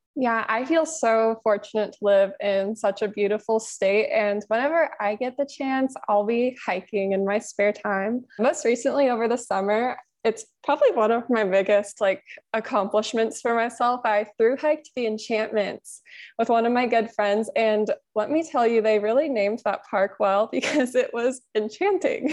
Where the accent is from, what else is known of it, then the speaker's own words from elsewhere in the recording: Olympia, Washington, United States; I was born and raised in Olympia, Washington, which is on the west side of Washington, just south of Seattle, until I graduated from high school.